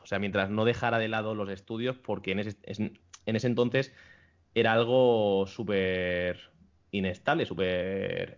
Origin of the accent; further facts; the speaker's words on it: Barcelona, Catalonia, Spain; now in Madrid, Spain; Nací en Barcelona